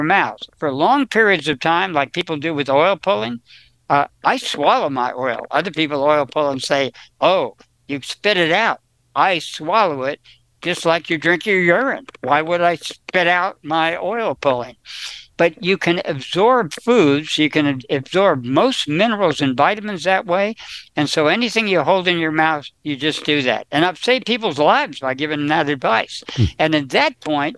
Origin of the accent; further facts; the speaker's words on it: New Jersey, United States; now in California, United States; I was from New Jersey. We didn't even know what an avocado was.